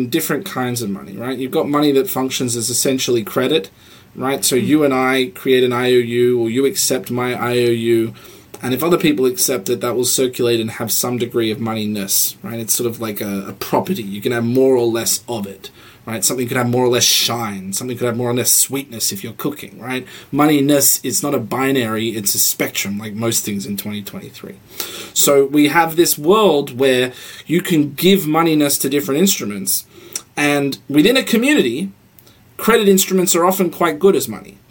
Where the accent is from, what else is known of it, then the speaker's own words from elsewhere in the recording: Australia; now in United States; I come from Australia